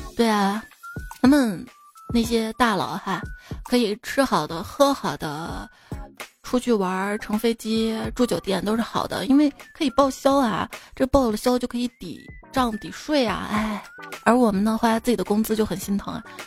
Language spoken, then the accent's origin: Chinese; Xi'an, Shaanxi, China; 我是西安出生、西安长大的